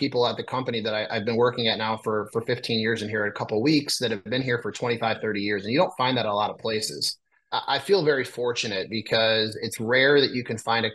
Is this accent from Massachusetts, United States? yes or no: no; a small town in northern Illinois, United States; also born or lived in Chicago suburbs, Illinois; I'm from a small town in northern Illinois. I'm based out of a kind of a far northwest suburb of Chicago